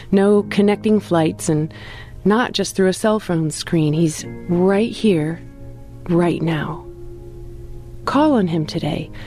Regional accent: Ohio, United States; now in Central Virginia, United States; I grew up in Northeast Ohio, and I now live in Central Virginia, making the distance between myself and my parents, grandparents, cousins, friends, etc., about an eight hour drive.

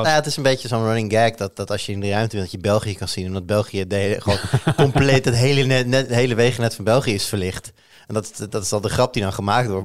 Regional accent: Netherlands; we staan toch over het algemeen ook wel bekend Nederlanders als vrij goed in eh, een woordje over de grens spreken

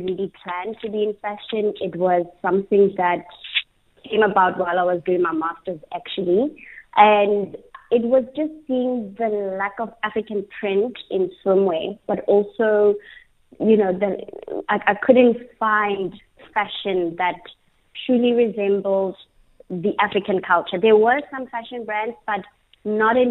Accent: Lesotho; growing up in Lesotho and seeing and being surrounded by culture

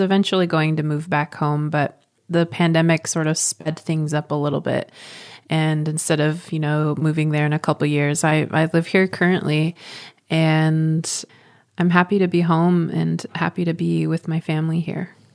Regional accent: Swinomish Indian Tribal Community, Washington, United States; also born or lived in Portland, Oregon; I grew up in Swinomish and when it was time to go to college, I went to college in Portland and then I just stayed there.

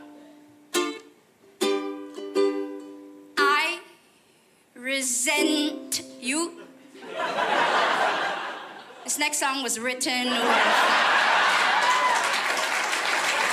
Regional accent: Malaysia; I'm from Malaysia

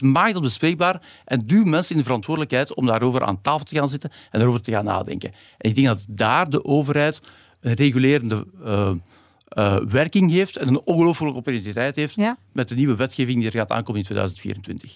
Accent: Belgium; Nu kom ik hier weer als een Belg die zegt: Ik heb geleerd in Nederland

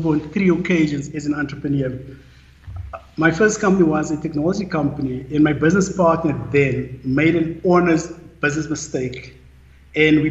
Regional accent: Randfontein, Gauteng, South Africa; I was born in Randfontein on the West Rand, in a normal family

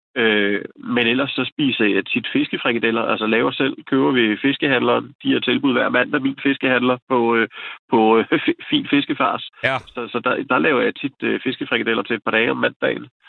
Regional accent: Glostrup, Capital Region of Denmark, Denmark; moved away; jeg kommer oprindeligt fra Glostrup

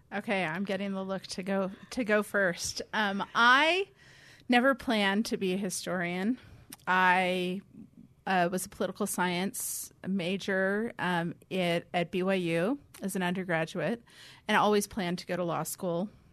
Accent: California, United States; moved away; I grew up in California, where seminary was a calling

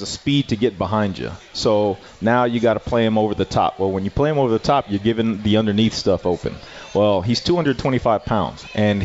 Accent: El Paso, Texas, United States; moved away; El Paso, my hometown

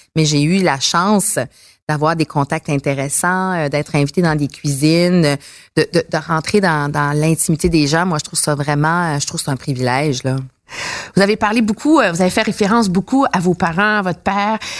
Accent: Montreal, Quebec, Canada; j'ai grandi à Montréal

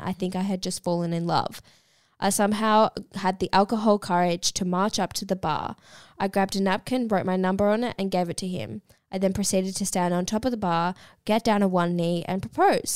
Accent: Melbourne, Victoria, Australia; I'm up here for the weekend. I'm from Melbourne

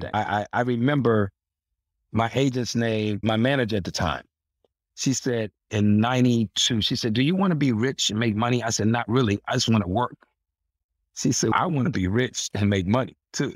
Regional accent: Washington, District of Columbia, United States; growing up in Washington, D C

